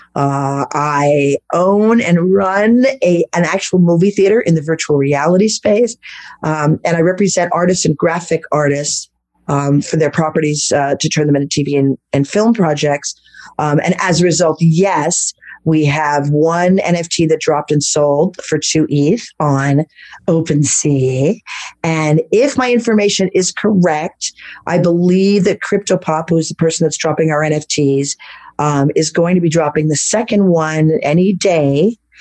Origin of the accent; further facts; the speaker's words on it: Manhattan Beach, California, United States; accent: Brooklyn; also born or lived in Los Angeles / France / Greece / Italy; growing up in Beverly Hills and then in Manhattan Beach on the beach.